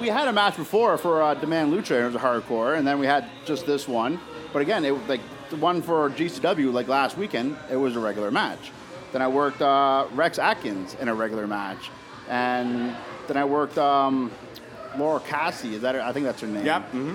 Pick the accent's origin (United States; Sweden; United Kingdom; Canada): Canada; Oshawa, Ontario; I'm from Oshawa